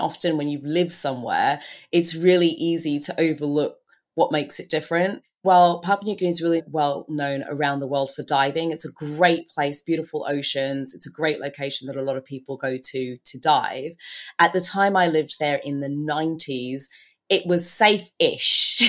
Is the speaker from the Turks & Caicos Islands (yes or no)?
yes; Turks & Caicos Islands; also born or lived in Bahamas; So I was born in the Bahamas. I'm actually originally from the Turks and Caicos Islands.